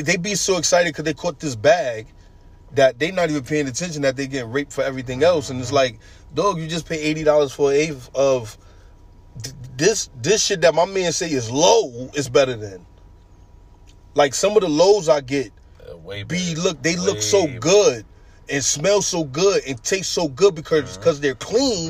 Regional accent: New York, United States; moved away; I'm coming from New York

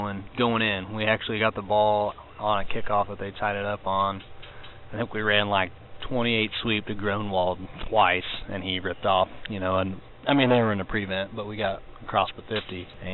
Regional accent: Carthage, Illinois, United States; growing up in Carthage, obviously a small town

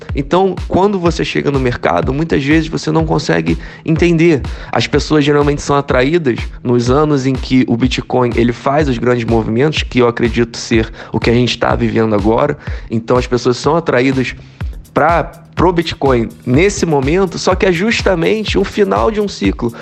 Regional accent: Rio de Janeiro, Brazil; sou natural do Rio de Janeiro

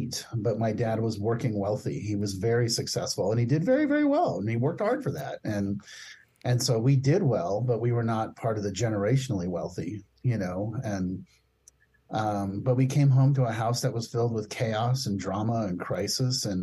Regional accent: Palo Alto, California, United States; I grew up, I was born in 1964 in Palo Alto, California. And, you know, it was really interesting growing up in Palo Alto

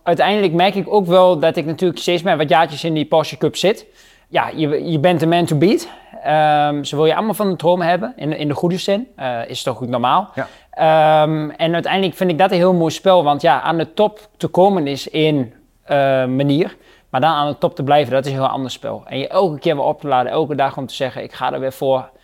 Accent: Netherlands; als Nederlanders

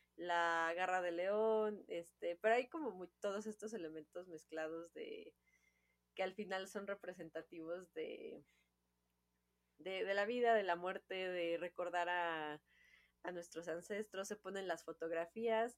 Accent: Mexico; Es la, celebración mexicana, nosotros somos mexicanas, es con la que yo crecí.

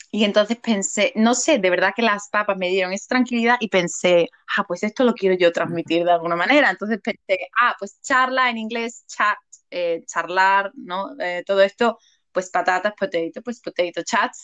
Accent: Seville, Andalusia, Spain; moved away as an adult; now in England; soy de Sevilla, soy del sur de España

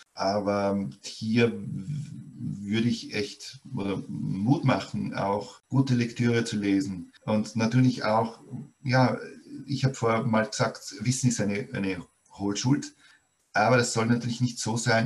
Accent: Austria; hier in Österreich wurde ganz stark über die Volksschule, also bei uns sagt man Volksschule

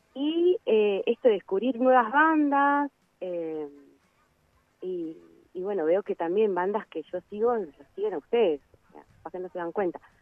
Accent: Río Negro, Argentina; de Río Negro.

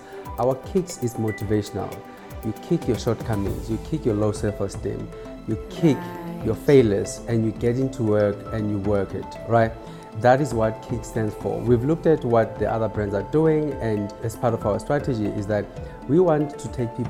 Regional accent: South Africa; I've always said to people, you have to support us, not because we are South African.

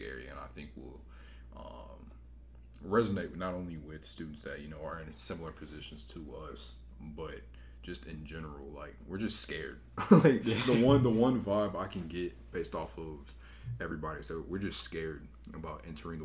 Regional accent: Greensboro, North Carolina, United States; I'm from Greensboro

